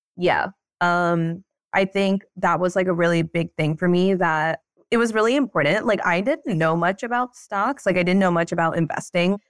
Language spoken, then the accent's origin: English; Pennsylvania, United States; moved away; I'm from Pennsylvania